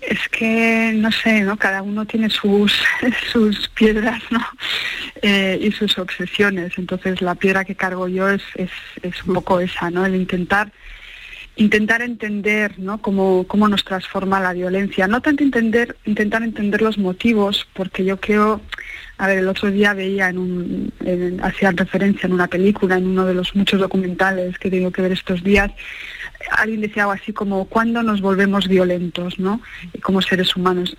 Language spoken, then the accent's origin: Spanish; Basque Country, Spain; crecí en Euskadi en un momento pues, de una violencia ubicua